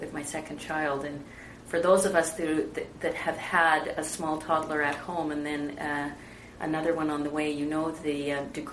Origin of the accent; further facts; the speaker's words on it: British Columbia, Canada; also born or lived in England; my family in Canada